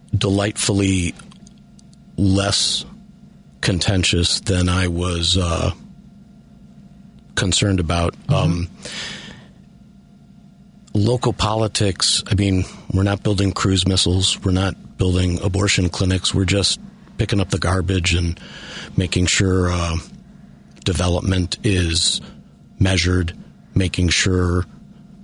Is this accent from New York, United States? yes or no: no; Elmhurst, Illinois, United States; moved away as an adult; also born or lived in Chicago (Northwest Side, Mayfair); I grew up in Elmhurst, but actually 7 years ago, I moved back from the Northwest Side.